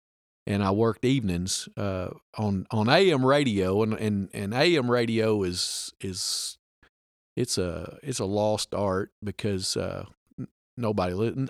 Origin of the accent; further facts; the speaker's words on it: Bee Branch, Arkansas, United States; I'm … number two. My dad's Sammy … number one. He was on the show several podcasts back. I was born and raised right here in Bee Branch, Arkansas. Graduated from Southside High School back in 1984.